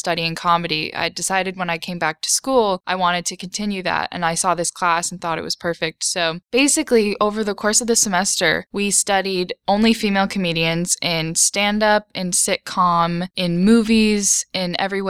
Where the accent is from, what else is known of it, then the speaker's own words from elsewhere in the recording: Wellesley, Massachusetts, United States; we are from Wellesley, Massachusetts.